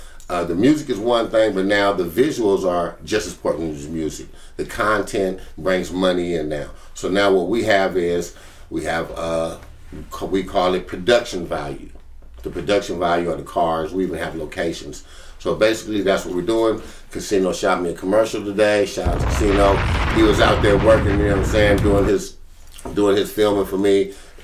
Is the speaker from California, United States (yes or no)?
yes; California, United States; I'm from California